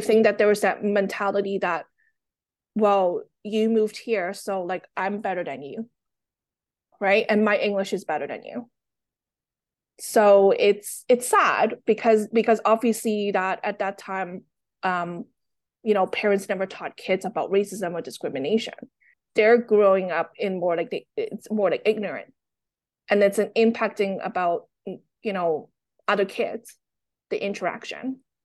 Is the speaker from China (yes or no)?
no; Toronto, Ontario, Canada; English is a second language; also born or lived in Hong Kong; My family and I, we moved from Hong Kong to Toronto in the nineties